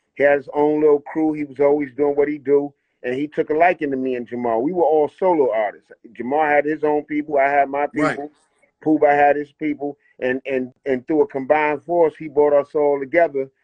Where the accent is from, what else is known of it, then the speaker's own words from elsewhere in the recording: New York City, New York, United States; also born or lived in New Rochelle, New York; I was born in the Bronx, you know, um, Concourse Village, you know, my people's across the street, Park Avenue